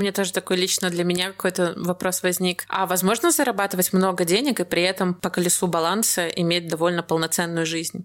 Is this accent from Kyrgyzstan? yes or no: no; Belarus; Я просто из Беларуси, я не из России